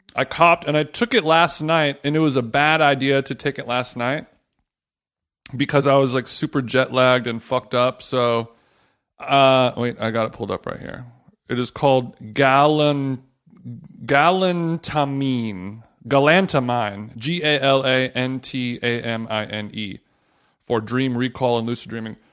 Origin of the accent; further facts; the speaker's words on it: United States; I'm American